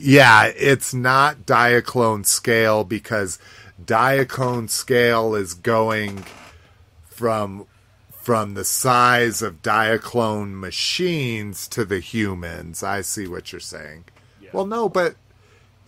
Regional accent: Southwest, United States; growing up in the Southwest

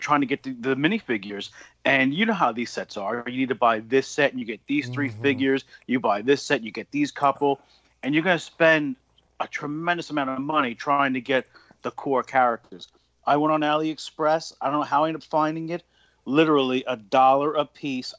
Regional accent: New York City, New York, United States; I grew up in Queens

